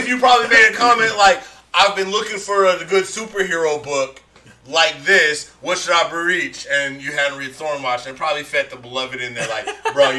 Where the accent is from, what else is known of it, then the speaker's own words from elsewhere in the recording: San Francisco, California, United States; I'm from San Francisco, born and raised.